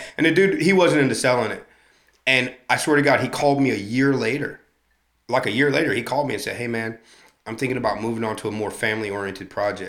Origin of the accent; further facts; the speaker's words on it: St. Louis, Missouri, United States; moved away; also born or lived in Chicago / California; she's back in St. Louis, Missouri. That's my hometown.